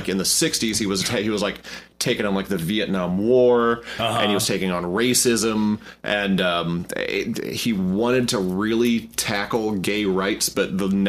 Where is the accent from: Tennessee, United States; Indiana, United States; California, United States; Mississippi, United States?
Indiana, United States; we're from Indiana